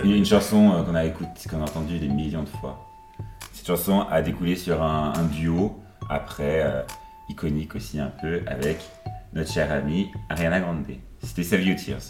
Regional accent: Upper Normandy, France; moved away as an adult; now in Brussels, Belgium; Je viens de France, je suis normand, de Haute-Normandie

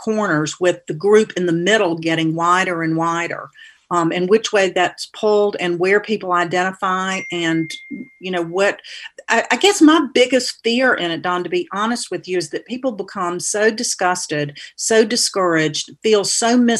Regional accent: Atlanta, Georgia, United States; moved away as an adult; now in North Carolina, United States; I grew up in Atlanta and came to North Carolina to go to college at Queens College in Charlotte

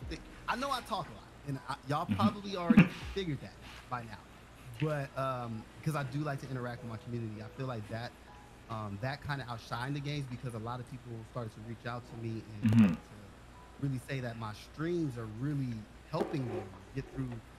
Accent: Los Angeles, California, United States; I grew up in South Central Los Angeles

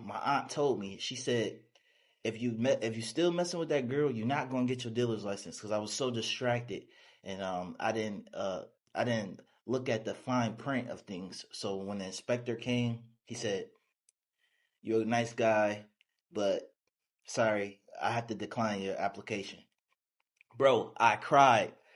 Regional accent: Buffalo, New York, United States; also born or lived in Dallas, Texas; now in Houston, United States; I'm from Buffalo, New York, a small town. Uh, I moved to Texas

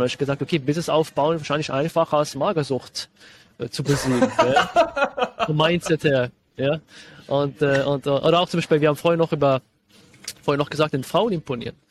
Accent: Switzerland; Ich bin äh, Schweizer. Vielleicht hört man das ein bisschen raus dann später

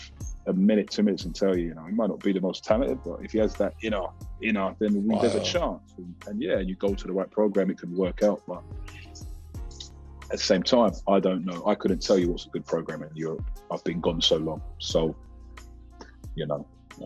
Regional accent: Jamaica; You know, I'm Jamaican, I'm not British.

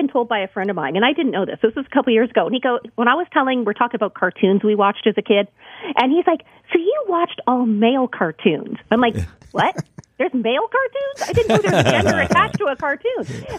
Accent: Canada; You realize, when we come out of the womb, we have skates on.

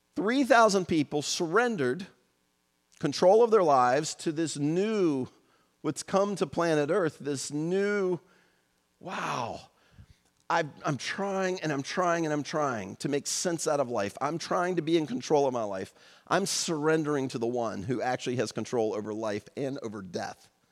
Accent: United States; born and raised in the United States in the second half of the twentieth century, as I was

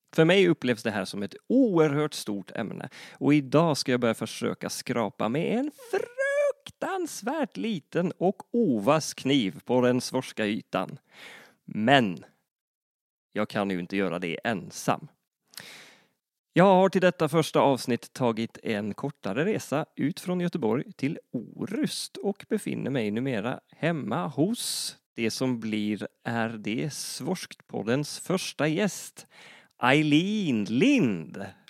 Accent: Northern Norway, Norway; accent: Northern Norwegian; Swedish is a second language; moved away as an adult; now in Gothenburg, Sweden; Jag föddes 1983 i en liten by i Nordnorge där jag bodde fram tills någonstans i mina tidiga 20 år.

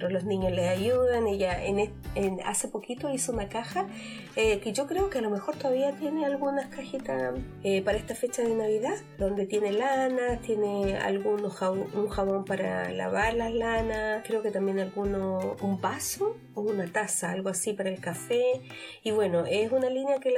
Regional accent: Chile; moved away; aunque yo soy chilena, hay algunos términos que por haber salido tan, hace tantos años de Chile, eh, no entiendo.

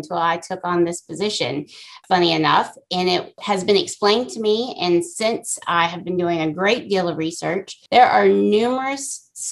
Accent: Cary, North Carolina, United States; I was born and raised in Cary, North Carolina

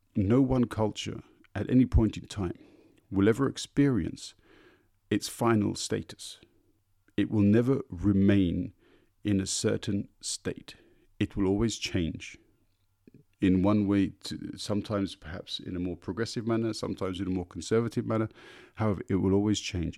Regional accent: London, United Kingdom; now in Berlin, Germany; I was born in London and feel very much native to my city of birth

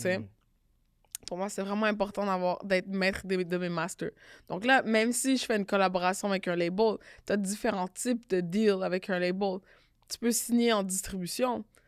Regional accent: Canada; On est Canadien

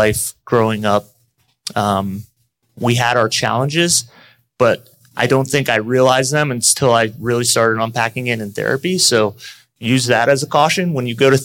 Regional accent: Orlando, Florida, United States; also born or lived in Buffalo, New York; I was born in Buffalo, New York. We moved when I was pretty young to the Orlando area

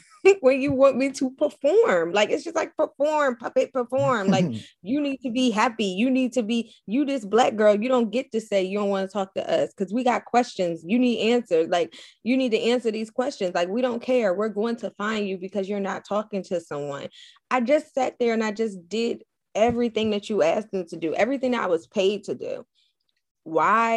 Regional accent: Camden, New Jersey, United States; I'm from Camden

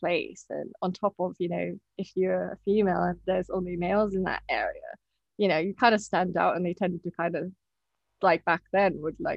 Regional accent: Hong Kong; moved away as an adult; now in United Kingdom; I'm Japanese and I was born and brought up in Hong Kong. And I moved to the UK when I was 18.

